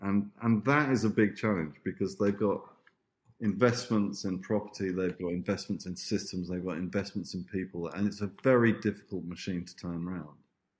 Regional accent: Italy; this market that we used to go to that was actually where I grew up in Italy with my Italian aunt

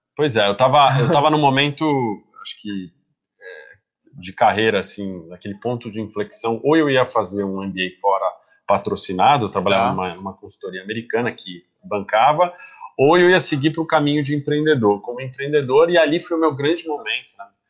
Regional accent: Brazil; moved away as an adult; sou brasileiro

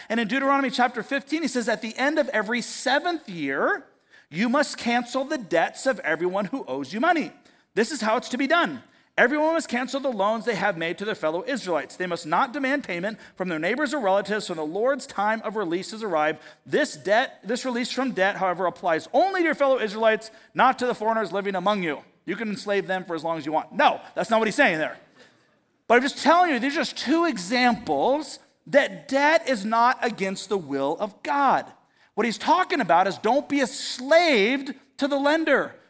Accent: United States; as an American, as an American Christian

